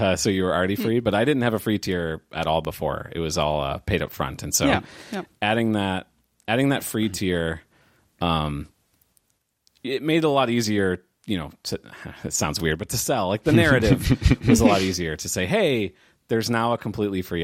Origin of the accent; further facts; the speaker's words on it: St. Louis, Missouri, United States; I am from and still live in St. Louis, Missouri, right smack dab in the middle of the United States